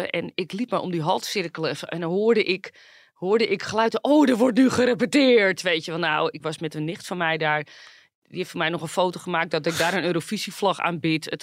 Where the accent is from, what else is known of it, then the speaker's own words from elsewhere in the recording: Netherlands; En ik kom helemaal uit Nederland.